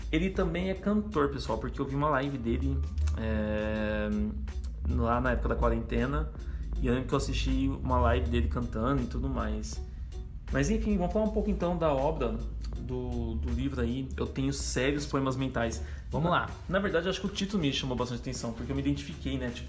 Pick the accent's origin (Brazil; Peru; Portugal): Brazil; Cambé, Paraná; Bom, sou um menino aqui da região do norte do Paraná, nascido em Cambé, morei a vida inteira lá, desde 24 anos.